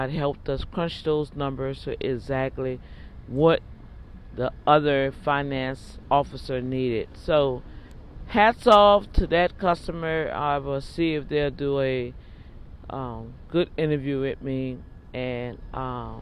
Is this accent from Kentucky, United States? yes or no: no; New Orleans, Louisiana, United States; I'm from New Orleans